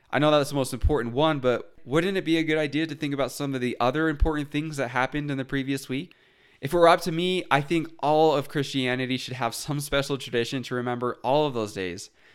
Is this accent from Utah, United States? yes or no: yes; Utah, United States; Growing up in Utah, I didn't really think about other religions